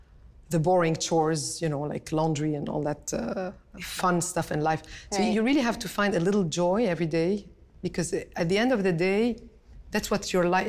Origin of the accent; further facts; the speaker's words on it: Canada; I am Canadian, I am Lebanese. I'm passionate about these two countries